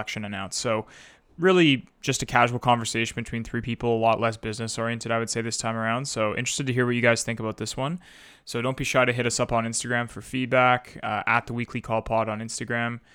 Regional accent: Wakefield, Quebec, Canada; It was going between Chelsea and Wakefield. And it was right in my hometown. I used to run next to it as a kid

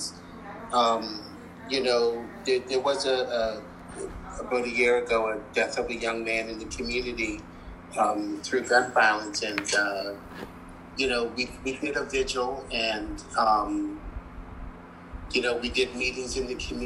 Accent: North Preston, Nova Scotia, Canada; I'm from North Preston

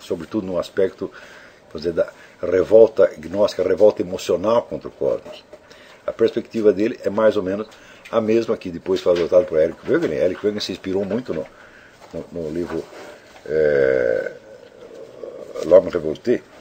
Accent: Teresina, Piauí, Brazil; Eu sou de Teresina, capital do Piauí, e vejo que a quase totalidade dos membros da minha cidade se comunica a partir de um conjunto de símbolos linguísticos muito reduzido e empobrecido

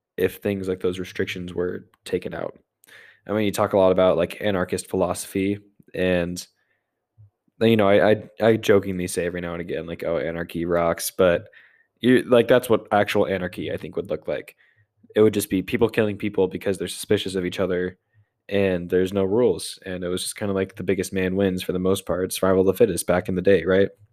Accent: United States; I'm an American

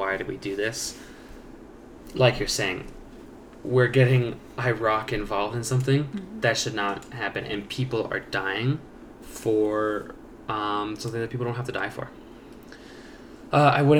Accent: United States

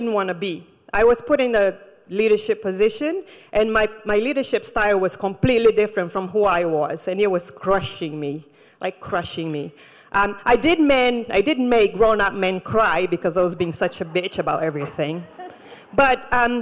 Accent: Brazil; moved away; also born or lived in Rio de Janeiro; I grew up in the Amazon jungle

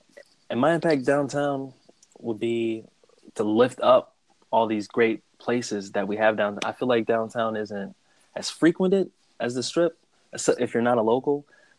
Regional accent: Cleveland, Ohio, United States; Cleveland, Ohio.

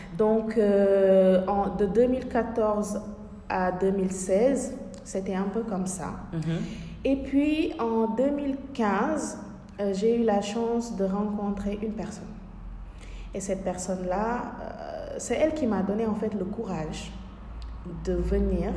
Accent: Senegal; moved away; chez moi, dans mon pays natal, au Sénégal

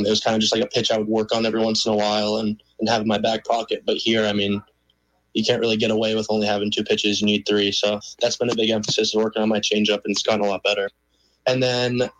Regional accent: Vermont, United States; I was from Vermont

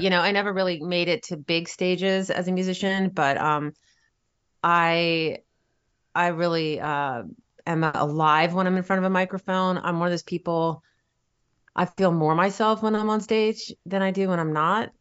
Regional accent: Virginia Beach, Virginia, United States; now in New York City, United States; I grew up in Virginia

